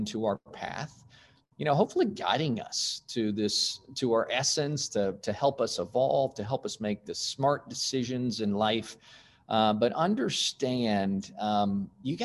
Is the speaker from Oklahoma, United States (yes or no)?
yes; Stillwater, Oklahoma, United States; I was born in Stillwater, Oklahoma, and son of a college professor